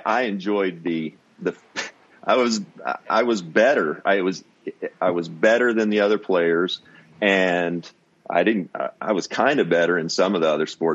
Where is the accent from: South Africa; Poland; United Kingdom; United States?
United States; Owensboro, Kentucky; my hometown of Owensboro, a town of about 50, 60,000, great town to grow up in for sports.